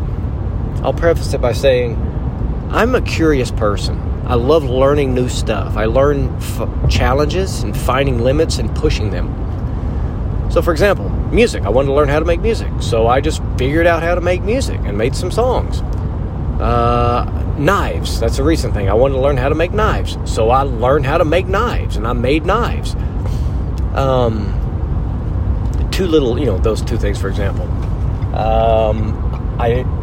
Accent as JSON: {"language": "English", "region": "Arkansas", "country": "United States", "said": "where are you from? I said, Arkansas."}